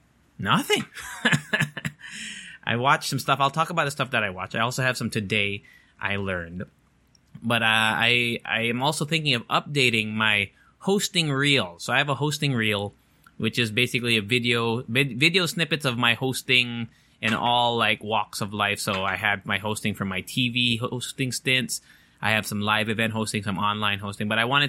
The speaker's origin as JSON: {"language": "English", "country": "Japan", "tie": "born or raised there", "said": "even though I went to international school in growing up in Japan, it was like American system."}